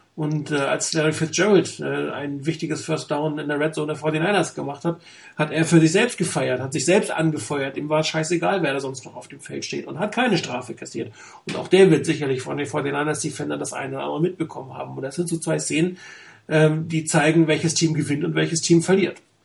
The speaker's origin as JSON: {"language": "German", "region": "Hamburg", "country": "Germany", "tie": "born or raised there", "moved": "yes", "lives_now": "Frankfurt, Germany", "said": "eigentlich gebürtig Hamburger, aber ich wohne leider in Frankfurt"}